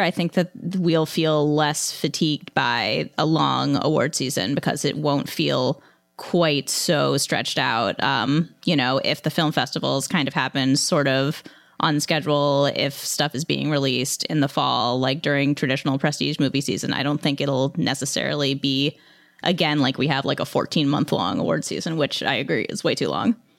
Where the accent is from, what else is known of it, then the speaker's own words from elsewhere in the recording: Western Pennsylvania, United States; I'm from Western Pennsylvania